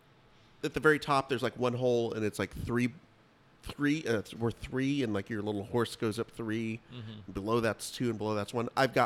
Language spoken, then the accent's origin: English; Fresno, California, United States; I grew up in Fresno. That was okay. Everyone did 4-H, you know, 4-H.